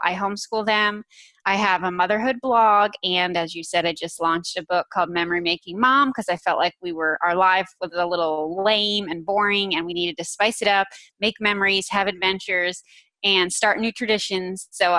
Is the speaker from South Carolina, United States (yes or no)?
no; North Carolina, United States; also born or lived in New Jersey; I live in North Carolina. I'm pretty much from North Carolina.